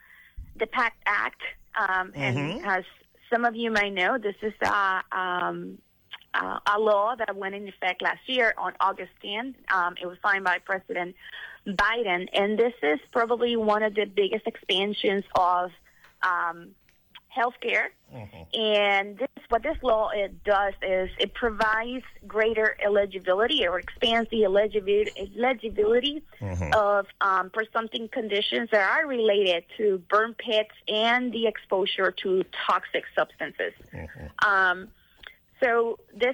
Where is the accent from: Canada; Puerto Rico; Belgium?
Puerto Rico; now in Washington, D.C., United States; I'm actually calling from Washington, D.C., but I am from Puerto Rico.